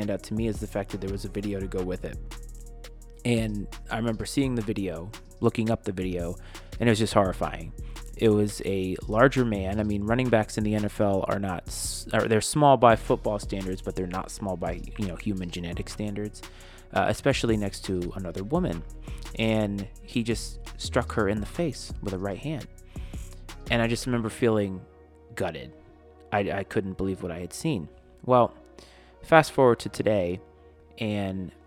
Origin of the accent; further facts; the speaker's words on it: Bristol, Rhode Island, United States; I was born and raised in Bristol, Rhode Island